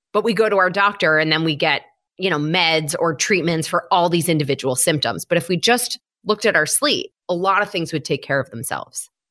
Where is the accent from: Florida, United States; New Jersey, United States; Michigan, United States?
Michigan, United States; moved away as an adult; now in New York City, United States; I grew up in Michigan. I have lived in New York City for the last seventeen-ish years.